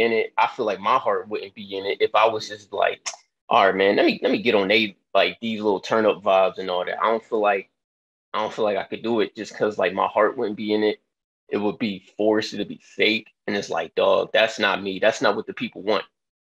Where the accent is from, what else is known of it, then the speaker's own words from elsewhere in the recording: Philadelphia, Pennsylvania, United States; I'm from Philly